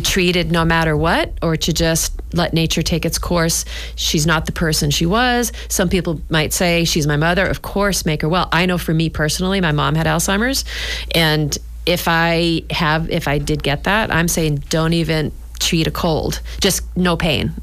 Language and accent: English; New Hampshire, United States; now in Scituate, United States; I grew up in New Hampshire and we had a summer cottage